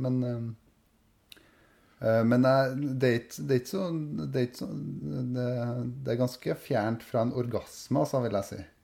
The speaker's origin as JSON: {"language": "Norwegian", "town": "Verran", "region": "Trøndelag", "country": "Norway", "said": "jeg er fra Verran"}